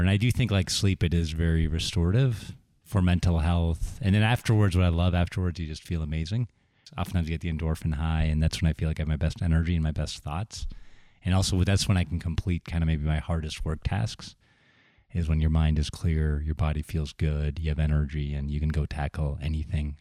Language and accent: English; Sewickley, Pennsylvania, United States; moved away; also born or lived in Silicon Valley / Deerfield, Illinois; I grew up near Pittsburgh